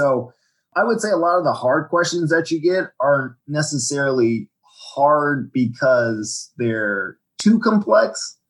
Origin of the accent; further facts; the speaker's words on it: Virginia, United States; also born or lived in Washington, D.C.; I'm from Washington, D.C. originally. I grew up on the Virginia side in Fairfax County. I moved around a lot as a kid. I was an Army brat, but that's where I spent most of my schooling years.